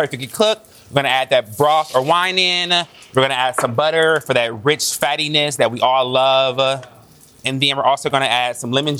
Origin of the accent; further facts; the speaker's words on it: Michigan, United States; I'm from Michigan, so apples are a part of my heart.